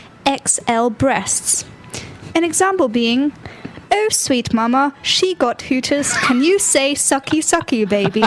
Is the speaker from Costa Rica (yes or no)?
no; United Kingdom; accent: British